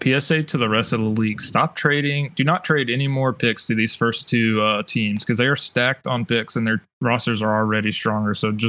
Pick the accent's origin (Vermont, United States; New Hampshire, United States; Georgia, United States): Georgia, United States; North; I grew up in North Georgia.